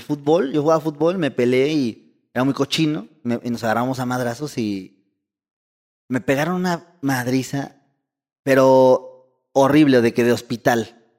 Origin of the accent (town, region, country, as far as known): Mexico